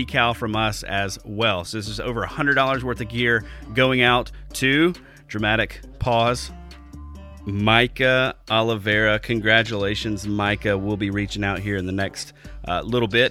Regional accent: Alabama, United States; moved away as an adult; now in Wisconsin, United States; I've only been here for 2 years. I'm from Alabama originally

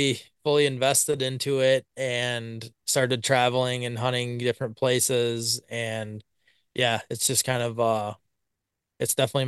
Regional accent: Blanchardville, Wisconsin, United States; I'm from Blanchardville, Wisconsin. Been here my whole life, pretty much

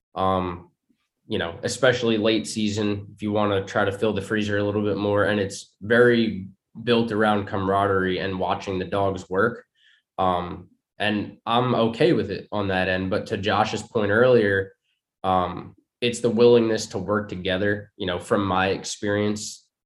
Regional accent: New York, United States; moved away as an adult; also born or lived in Long Island; now in Virginia, United States; growing up in New York

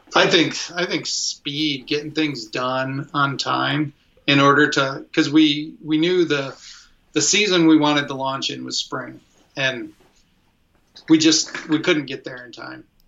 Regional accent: Fairview, Michigan, United States; moved away as an adult; I grew up in uh, Fairview, Michigan

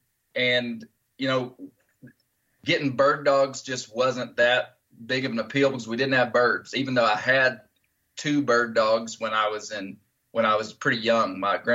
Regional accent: Arkansas, United States; Steve, I grew up in Western Arkansas, and my father was my grandfather.

